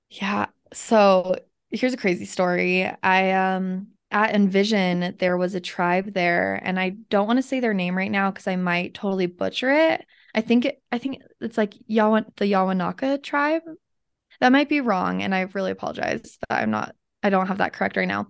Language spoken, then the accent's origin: English; Kaysville, Utah, United States; born or raised there; also born or lived in Salt Lake City, Utah